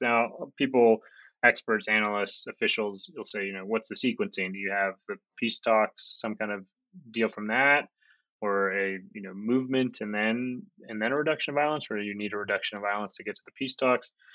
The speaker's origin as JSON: {"language": "English", "country": "United States", "moved": "yes", "lives_now": "Kabul, Afghanistan"}